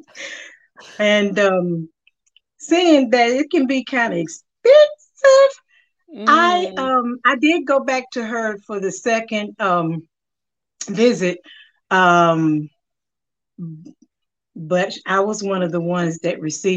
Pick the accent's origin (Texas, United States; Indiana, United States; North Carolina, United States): North Carolina, United States; Winston-Salem; I'm from Winston-Salem, North Carolina. Been here all my life